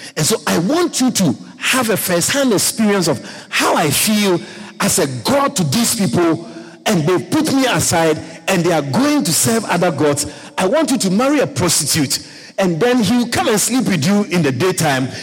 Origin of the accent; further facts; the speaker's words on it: Ghana; moved away; growing up in Africa, growing up in Ghana